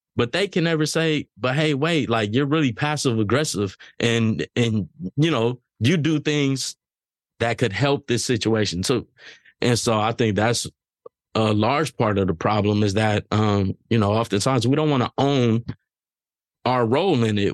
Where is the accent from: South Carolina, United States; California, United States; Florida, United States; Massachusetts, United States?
California, United States; Los Angeles; me growing up in South Central Los Angeles